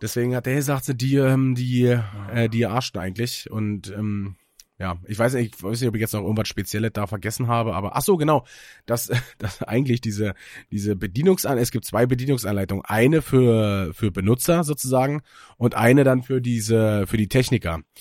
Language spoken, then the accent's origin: German; Germany; wir als Deutsche